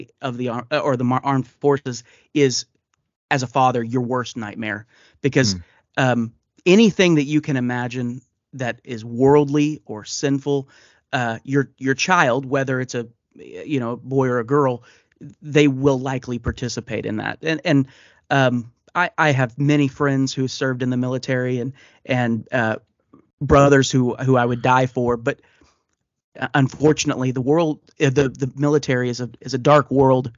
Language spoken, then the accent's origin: English; Oklahoma, United States; born and raised in Oklahoma